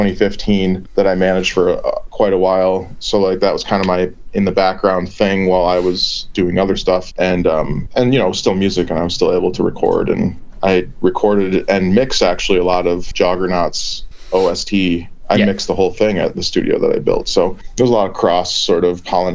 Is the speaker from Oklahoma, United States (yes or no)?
no; Minneapolis, Minnesota, United States; We're all from Minneapolis, and that's where I reside, is Minneapolis, Minnesota